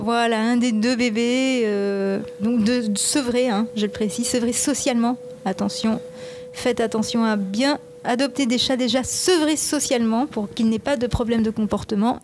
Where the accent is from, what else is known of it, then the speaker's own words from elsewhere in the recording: Japan; now in France; je suis moitié japonaise et je suis née, j'ai grandi au Japon